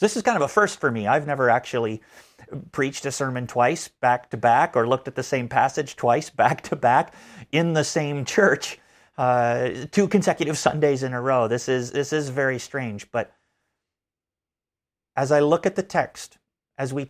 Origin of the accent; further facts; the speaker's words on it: Canada; moved away; As a Canadian growing up, I did not learn a lot of American history.